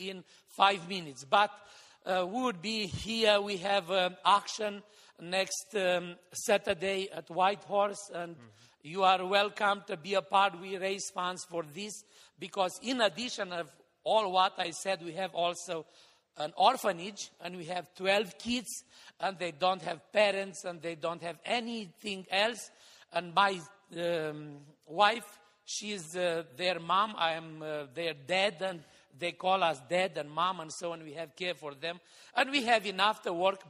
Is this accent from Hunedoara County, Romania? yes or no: yes; Hațeg, Hunedoara County, Romania; the church building in my hometown, Hatzeg